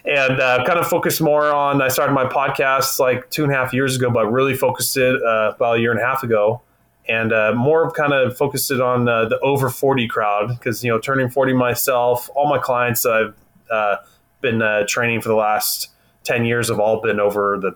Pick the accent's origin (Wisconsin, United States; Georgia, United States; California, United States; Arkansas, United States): California, United States; Central; Born and raised in Central California